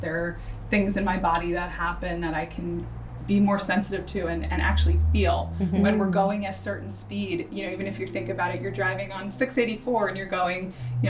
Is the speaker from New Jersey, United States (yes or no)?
yes; New Jersey, United States; I grew up in New Jersey.